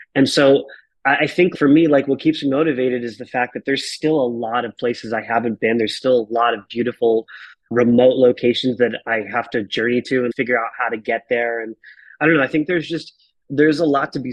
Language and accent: English; Marana, Arizona, United States; also born or lived in Tucson, Arizona; a kid from Marana, Arizona that grew up basically in a trailer park